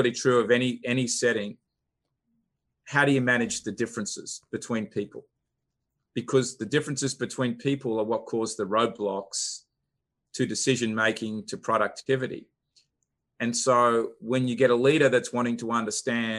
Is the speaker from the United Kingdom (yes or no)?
no; Australia; moved away as an adult; now in Atlanta, United States; I'm originally from Australia, but came to Atlanta 16, 17 years ago